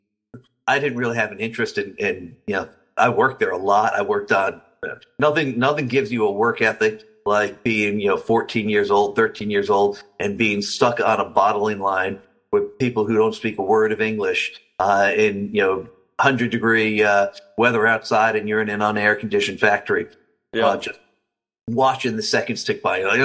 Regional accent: New Jersey, United States; I grew up in New Jersey

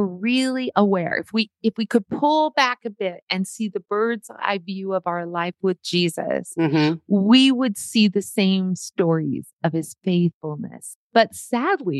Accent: Montana, United States; from Montana

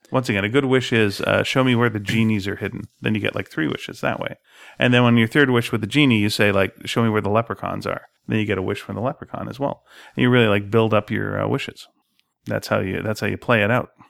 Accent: Montreal, Quebec, Canada; moved away; growing up in Montreal

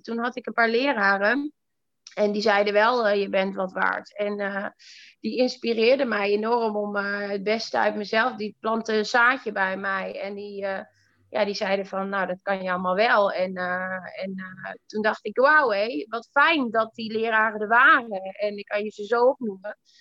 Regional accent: northern Netherlands, Netherlands; also born or lived in Iran; Ik kom echt uit het platteland in het noorden

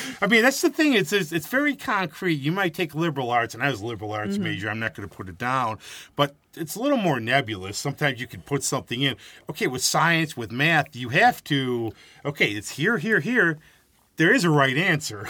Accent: Rochester area, New York, United States; I grew up here

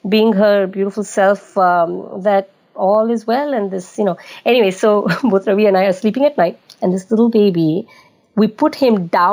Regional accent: United Arab Emirates; also born or lived in Bombay, India; now in United States; I was raised in United Arab Emirates, which is a tiny little country in the Saudi Arabian Peninsula

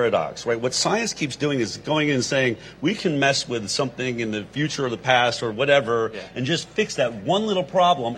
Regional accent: United States; the slogan we were raised with in America

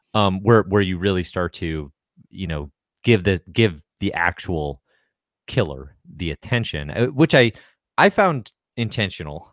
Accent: United States; I'm American

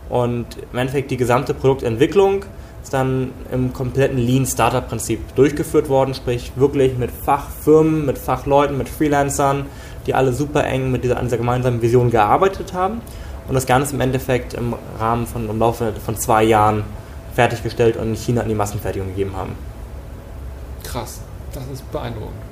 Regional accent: Glückstadt, Schleswig-Holstein, Germany; Wie gesagt … Ich komme aus dem beschaulichen Glückstadt an der Elbe. Also wirklich aus dem ländlichen Bereich, aus einer typisch deutschen Familie.

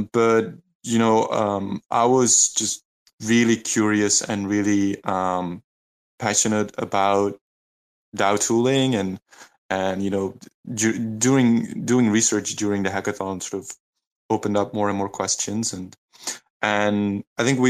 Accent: Leuven, Flanders, Belgium; my hometown in Leuven in Belgium

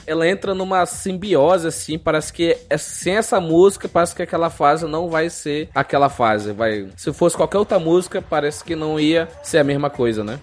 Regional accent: Brazil; a gente como brasileiro

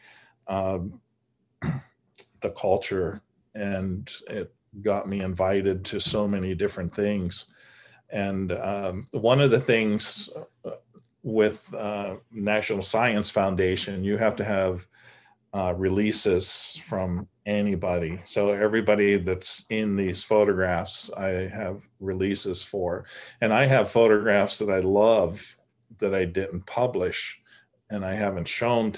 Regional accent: United States; also born or lived in New York; being an American living in New York

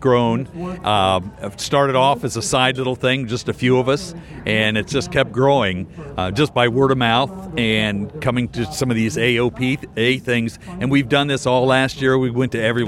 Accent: Clearwater, Florida, United States; also born or lived in Wisconsin; I'm from the Clearwater, Tampa Bay area.

